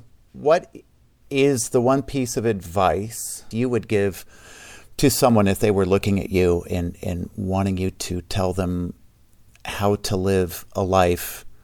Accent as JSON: {"language": "English", "region": "Midwest United States", "country": "United States", "tie": "born or raised there", "said": "I was raised in the Midwest United States in the 1960s. I was free range."}